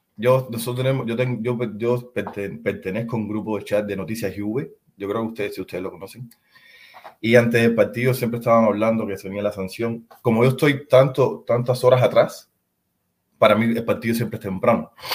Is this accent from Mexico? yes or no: no; Cuba; now in San Diego, United States; En los años 90 en mi país era imposible ver el fútbol